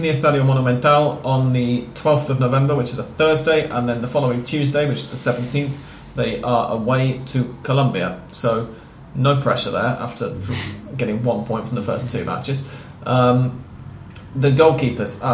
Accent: England, United Kingdom; we're both English

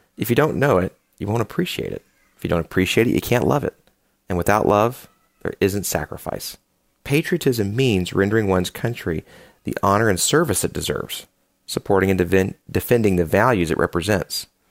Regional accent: United States; Speaking as an American

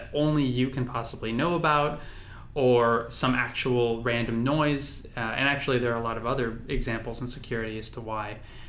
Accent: San Diego, California, United States; I'm from San Diego

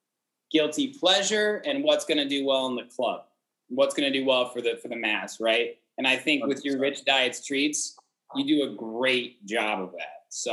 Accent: Indianapolis, Indiana, United States; I grew up in Indianapolis

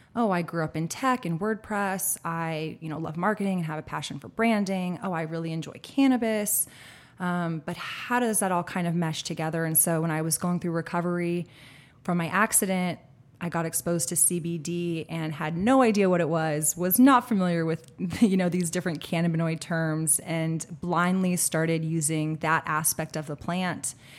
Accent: Austin, Texas, United States; born and raised in Austin, Texas

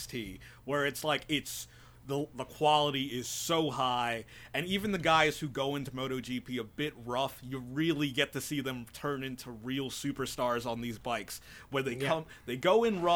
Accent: New York City, New York, United States; me being a New Yorker

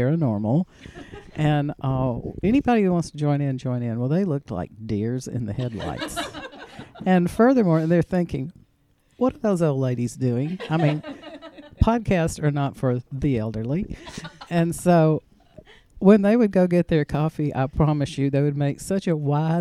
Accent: Auburn, Alabama, United States; I was born in the Auburn Infirmary

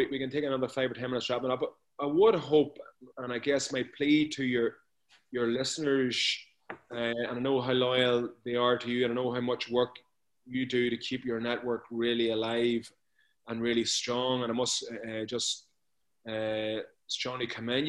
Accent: near Newry, Armagh, Northern Ireland, United Kingdom; accent: Northern Ireland brogue; A little place outside Newry.

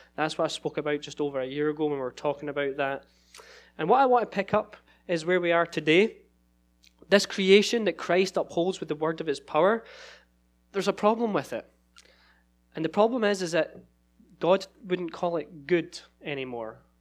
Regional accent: Scotland, United Kingdom; moved away as an adult; now in Sacramento, United States; so I'm from Scotland originally

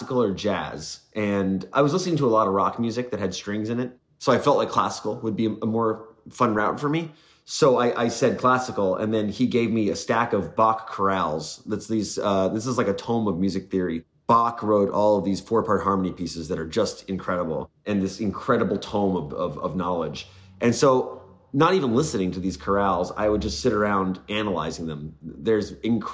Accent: New York, United States; moved away as an adult; now in Los Angeles, United States; I moved from New York, where I grew up, out

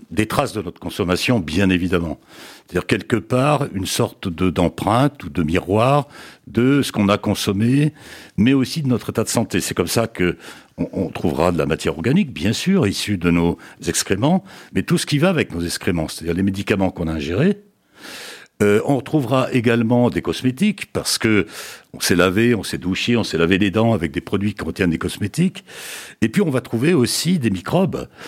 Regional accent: France; mais chez nous en France, on le fait pas ou peu.

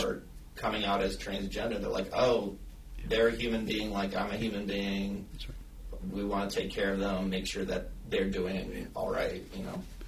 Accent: the South, United States; moved away; I'm originally from the South. I moved up here because the South is not safe

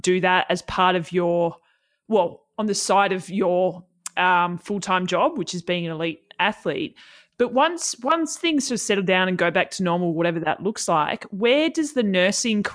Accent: Tasmania, Australia; I grew up in Tassie

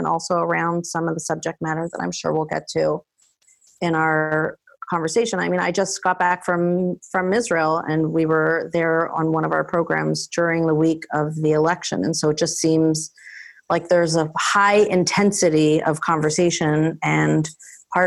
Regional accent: Toronto, Ontario, Canada; I grew up in Toronto, was a graduate of the D school system there.

